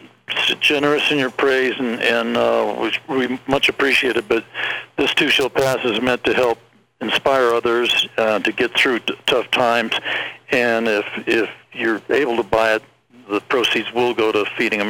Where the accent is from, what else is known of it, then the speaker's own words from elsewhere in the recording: Los Angeles, California, United States; moved away as an adult; also born or lived in Santa Barbara, California; now in Lake Tahoe, United States; I lived in, born and raised in Baldwin Hills, went to Dorsey High School, and moved up after a while to Santa Barbara for quite a while, and then moved up to Lake Tahoe.